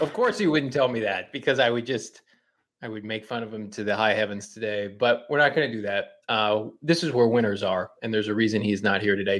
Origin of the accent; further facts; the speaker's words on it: Midwest, United States; I grew up in the Midwest